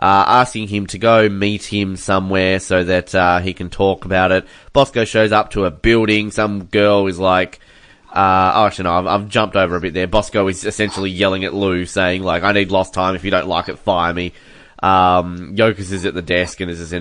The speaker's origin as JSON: {"language": "English", "country": "Australia", "said": "as an Australian"}